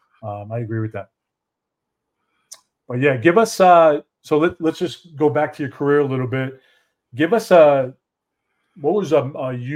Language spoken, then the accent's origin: English; Poughkeepsie, New York, United States; moved away as an adult; now in Dallas-Fort Worth, United States; I'm from Poughkeepsie, New York, a little small town